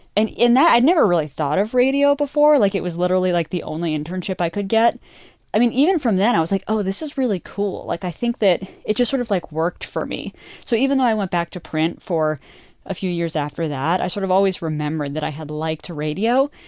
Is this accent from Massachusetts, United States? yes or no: yes; outside of Boston, Massachusetts, United States; moved away as an adult; also born or lived in North Dakota / Western Colorado; now in Los Angeles, United States; I grew up outside of Boston.